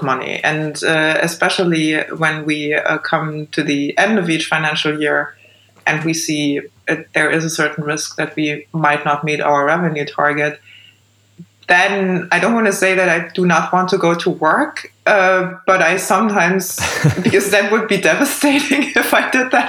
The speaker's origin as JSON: {"language": "English", "region": "East Germany", "country": "Germany", "tie": "born or raised there", "said": "I was born in East Germany and grew up in the East"}